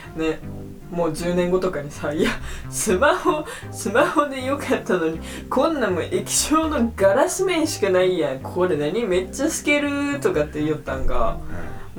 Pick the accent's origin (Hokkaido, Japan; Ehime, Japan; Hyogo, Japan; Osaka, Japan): Ehime, Japan; Matsuyama; でもうち、松山でも使うよ、だ、みんな。